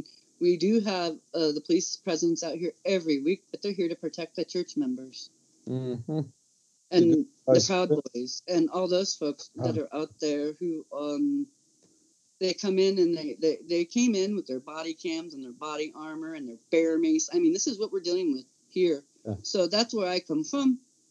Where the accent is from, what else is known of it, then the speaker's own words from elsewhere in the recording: California, United States; This California is red state. This is Trumplandia. I come from the Central Valley. This is nothing like San Francisco. And this is nothing like LA.